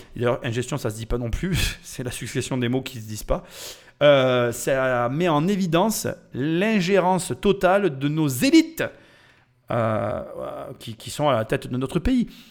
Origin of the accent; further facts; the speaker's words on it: France; Je suis Français. Nous, les Français